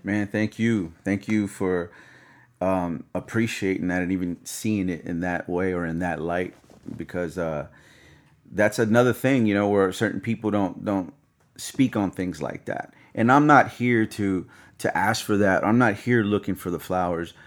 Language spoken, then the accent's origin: English; the South, United States; I'm from the South